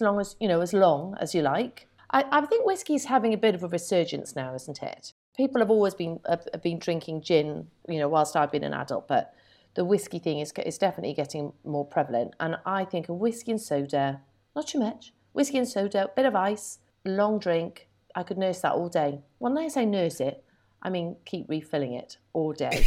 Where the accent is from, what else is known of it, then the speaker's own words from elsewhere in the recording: United Kingdom; being very British